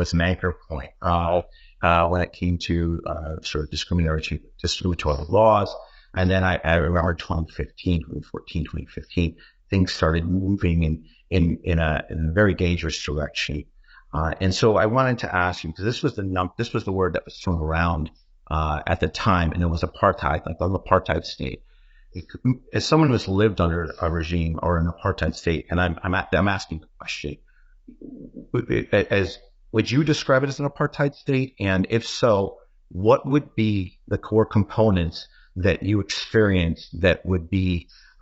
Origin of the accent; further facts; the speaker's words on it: New York, United States; I'm a New Yorker